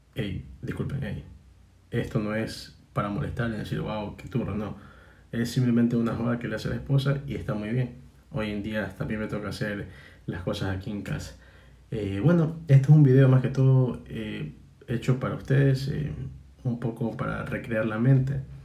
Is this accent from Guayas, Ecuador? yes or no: yes; Guayaquil, Guayas, Ecuador; nosotros como guayaquileños, nosotros guayaquileños